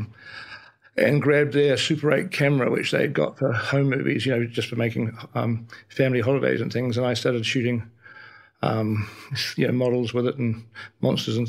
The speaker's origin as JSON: {"language": "English", "region": "Wellington", "country": "New Zealand", "tie": "born or raised there", "said": "I was born and raised in Wellington, New Zealand."}